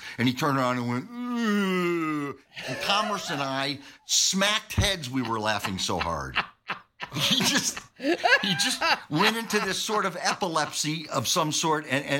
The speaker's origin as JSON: {"language": "English", "town": "Syracuse", "region": "New York", "country": "United States", "said": "I was from Syracuse."}